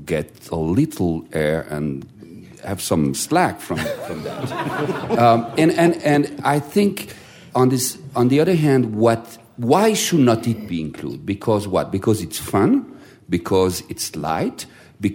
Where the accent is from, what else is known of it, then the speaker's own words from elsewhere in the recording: Strasbourg, Grand Est, France; I was born in Strasbourg, as you know, and in Strasbourg, all the operetta repertoire was done in German. So I grew up with the Lustige Witwe